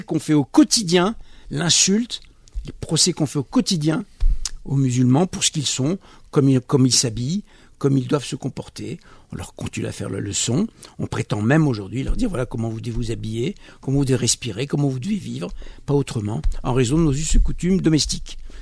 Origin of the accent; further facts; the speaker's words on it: France; je suis français, je suis franco-maghrébin, euh, je suis né en France